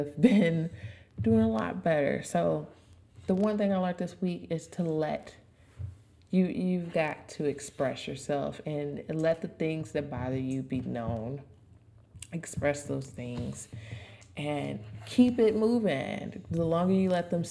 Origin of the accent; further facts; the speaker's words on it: Louisville, Kentucky, United States; I'm from Louisville